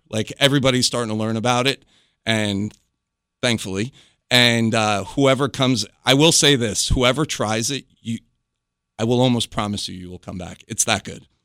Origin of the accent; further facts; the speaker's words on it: New York, United States; moved away as an adult; now in North Carolina, United States; I'm originally from New York